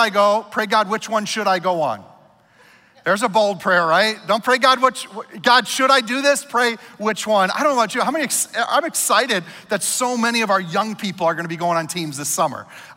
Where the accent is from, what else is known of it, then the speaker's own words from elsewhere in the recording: Minnesota, United States; I'm a Minnesotan